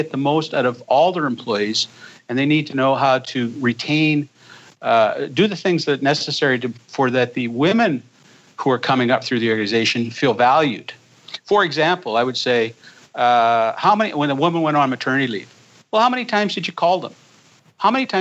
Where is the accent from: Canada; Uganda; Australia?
Canada; I'm a Canadian